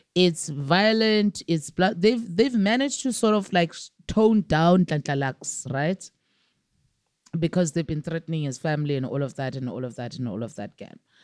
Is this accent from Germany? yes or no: no; South Africa; I'm a South African all the way for my taxes